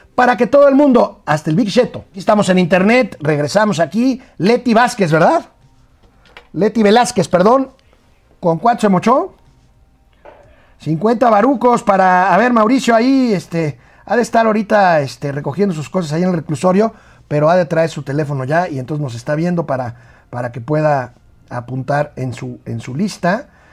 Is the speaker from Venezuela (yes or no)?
no; Mexico